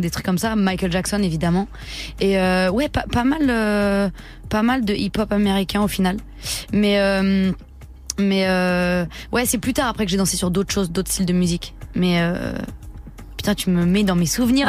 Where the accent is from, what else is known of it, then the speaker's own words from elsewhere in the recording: Le Mée-sur-Seine, Île-de-France, France; je viens du Mai-sur-Seine, dans le 77 en Seine-et-Marne